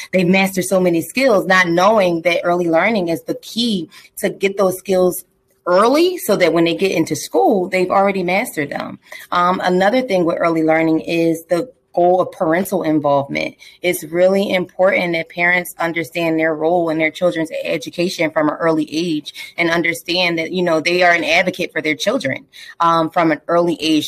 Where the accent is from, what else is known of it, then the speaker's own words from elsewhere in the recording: Philadelphia, Pennsylvania, United States; I'm from Southwest Philadelphia, born and raised